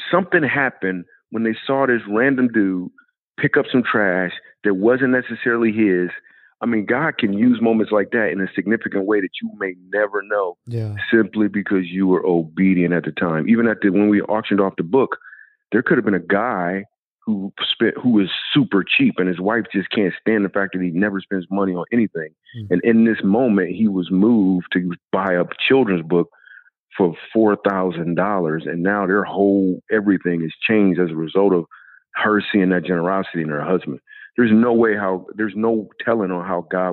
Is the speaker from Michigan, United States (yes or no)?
yes; Grand Rapids, Michigan, United States; I grew up in Grand Rapids, Michigan.